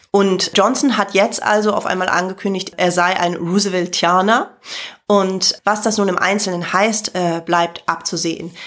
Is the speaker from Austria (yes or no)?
no; Germany; als Deutsche, sondern insgesamt als Nicht-Britin